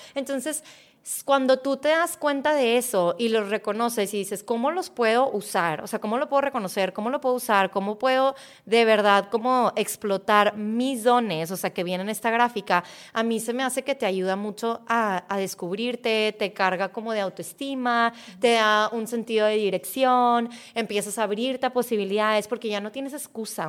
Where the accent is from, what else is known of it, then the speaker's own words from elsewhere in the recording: Mexico; yo nací en México, yo tengo cualidades que me hacen muy mexicana